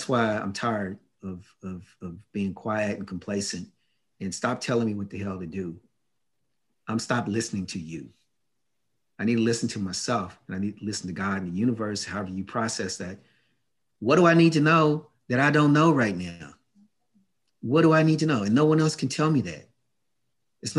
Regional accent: United States; I grew up in the States

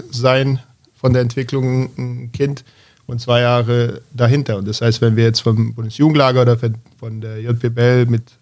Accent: Berlin, Germany; vor allem als Berliner kann man sich an sehr viele äh, extrem talentierte Jungs

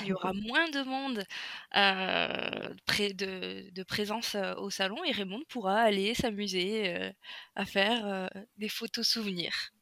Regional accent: the North, Hauts-de-France, France; moved away; je suis nordiste de base

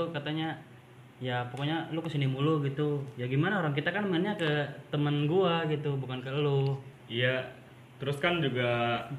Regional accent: Tegal, Central Java, Indonesia; tempat asal gue kan di Tegal gitu ya deket lah sama Purwokerto

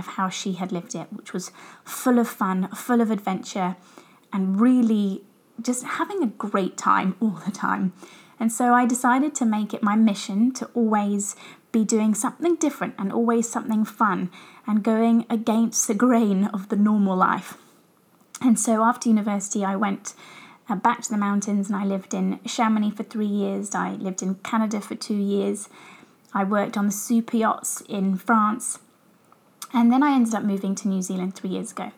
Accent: Brighton, South East England, United Kingdom; So I grew up in England, as I'm sure you guys can tell from my accent. I lived in Brighton

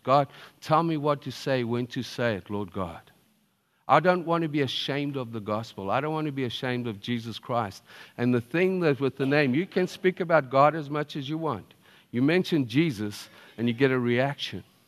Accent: Zimbabwe; I was born in Zimbabwe

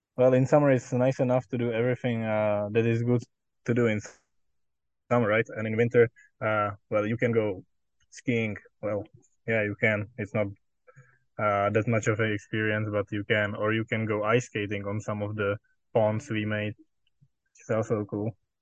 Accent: Czechia

